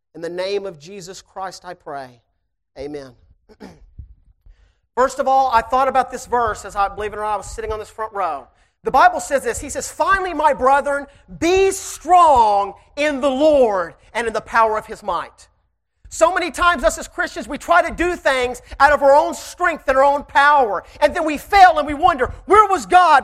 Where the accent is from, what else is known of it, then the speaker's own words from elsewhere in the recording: Shreveport, Louisiana, United States; I am from Shreveport, Louisiana